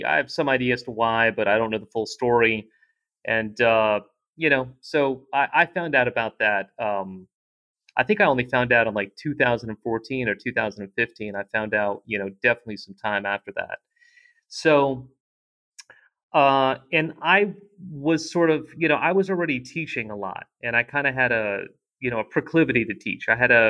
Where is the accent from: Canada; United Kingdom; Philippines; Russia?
Russia; born there; moved away; I was born in Russia, and I came here with my mother